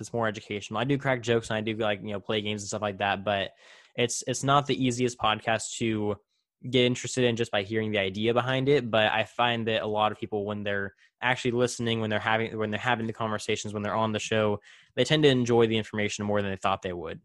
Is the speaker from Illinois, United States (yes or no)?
no; Central California, United States; I grew up in Central California, you know, surrounded by dairies and, and cornfields